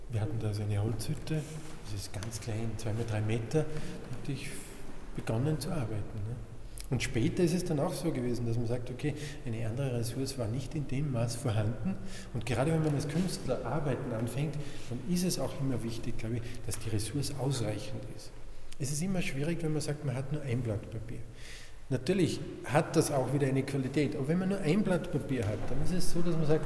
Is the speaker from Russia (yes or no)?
no; Salzburg, Austria; ich komme aus Salzburg, aus einem kleinen Dorf in der Nähe von Salzburg.